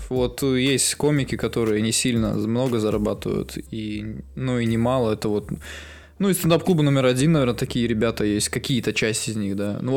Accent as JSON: {"language": "Russian", "town": "Yekaterinburg", "region": "Sverdlovsk Oblast", "country": "Russia", "said": "мы с Урала"}